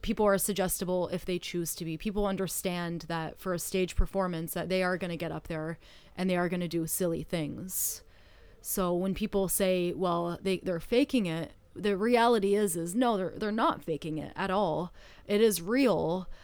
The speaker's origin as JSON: {"language": "English", "country": "Canada", "moved": "yes", "said": "I am from Canada"}